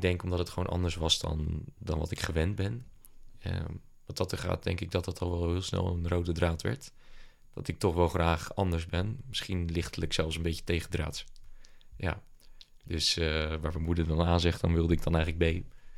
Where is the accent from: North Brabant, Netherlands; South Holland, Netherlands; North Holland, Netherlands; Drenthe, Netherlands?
South Holland, Netherlands; Papendrecht; also born or lived in Dordrecht; now in Rotterdam, Netherlands; woonachtig in Rotterdam, geboren in Dort en opgegroeid in Papendrecht